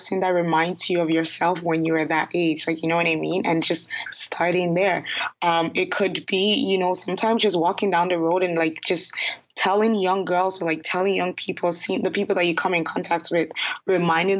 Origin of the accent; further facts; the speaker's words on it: Ghana; now in Toronto, Canada; Ghana, which happens to be my home country